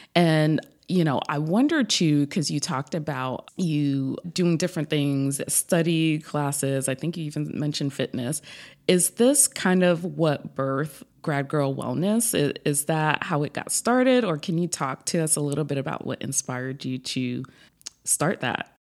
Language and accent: English; New York, United States; now in South Florida, United States; I'm originally from New York, but now live in South Florida